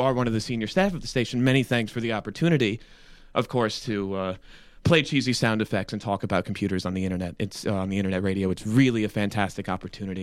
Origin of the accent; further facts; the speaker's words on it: United States; as an American